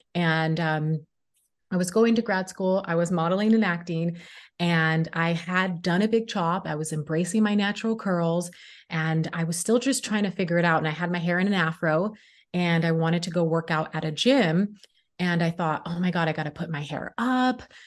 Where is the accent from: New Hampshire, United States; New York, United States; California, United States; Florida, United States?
California, United States; Sacramento; moved away as an adult; also born or lived in Los Angeles, California; I moved from my hometown, Sacramento, California, to Los Angeles, California